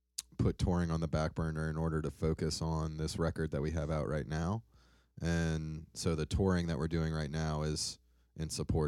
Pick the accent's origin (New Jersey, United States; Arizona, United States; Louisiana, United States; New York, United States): Louisiana, United States; New Orleans; I am from New Orleans, Louisiana.